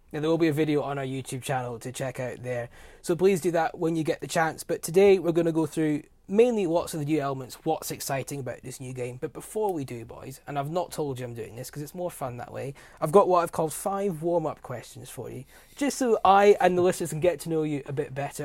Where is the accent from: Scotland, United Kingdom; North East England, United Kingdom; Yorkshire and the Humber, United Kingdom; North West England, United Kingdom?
Scotland, United Kingdom; As a Scottish boy